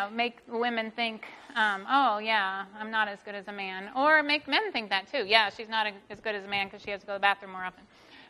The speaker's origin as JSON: {"language": "English", "region": "the South", "country": "United States", "tie": "born or raised there", "said": "I think growing up in the South, and like my parents were farmers"}